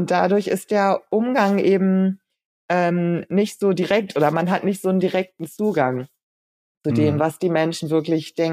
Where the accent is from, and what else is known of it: Hanover, Lower Saxony, Germany; born or raised there; moved away as an adult; also born or lived in Japan / England